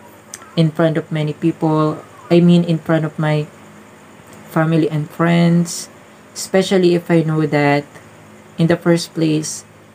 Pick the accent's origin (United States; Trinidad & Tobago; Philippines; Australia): Philippines; I'm from Philippines